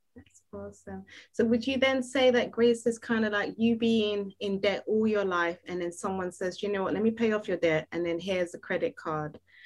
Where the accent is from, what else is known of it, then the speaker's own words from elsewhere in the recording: Nigeria; me being Nigerian